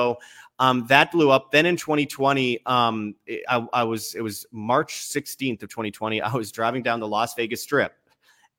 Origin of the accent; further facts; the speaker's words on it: Canada; also born or lived in Egypt; I'm Canadian